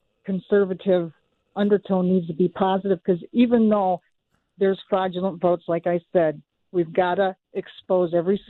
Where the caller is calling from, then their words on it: Elk River, Minnesota, United States; I'm from Elk River.